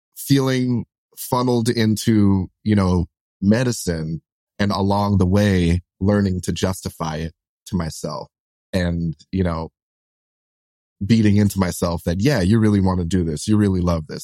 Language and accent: English; New York City, New York, United States; kids like me who you know, we're, we're like solidly like middle class, lower middle class, you know, growing up in Brooklyn